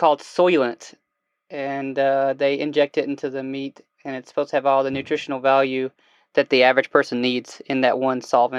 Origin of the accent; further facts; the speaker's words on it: Alabama, United States; Yeah, I grew up in Alabama.